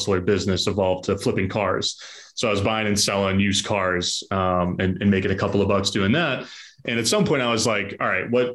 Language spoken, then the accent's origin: English; Southern New Hampshire, United States; moved away as an adult; now in Boston, United States; I was born in Southern New Hampshire, grew up in Southern New Hampshire, went to college in New Hampshire, and then shortly moved to Boston